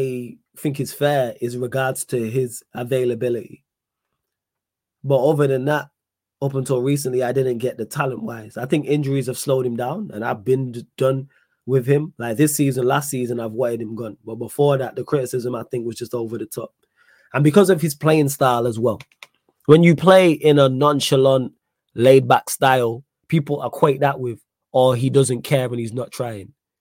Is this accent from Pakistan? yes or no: no; Manchester, North West England, United Kingdom; I'm from Manchester. Manc born and bred